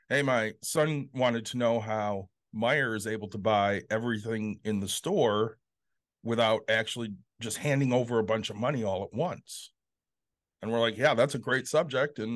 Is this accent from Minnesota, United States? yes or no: no; Southwest Michigan, United States; also born or lived in Chicago, Illinois; I was born in Chicago, but I was raised in Southwest Michigan